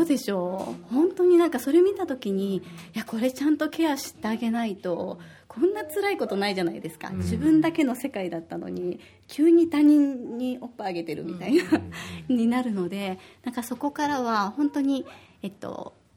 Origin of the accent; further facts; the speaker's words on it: Osaka, Japan; now in Okinawa, Japan; 私は大阪出身